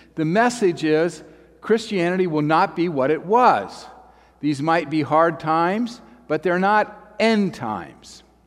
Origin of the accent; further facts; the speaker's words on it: Dayton, Ohio, United States; moved away; I'm from Dayton, and I graduated from Fairview High School in 1995.